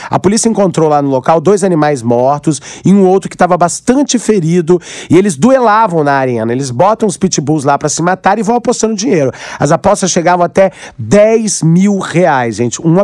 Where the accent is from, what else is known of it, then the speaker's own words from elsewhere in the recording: Aracruz, Espírito Santo, Brazil; Eu sei que é uma coisa cultural, eu sou do interior, sou de Aracruz, e lá tinha muito esse negócio de rinha de galo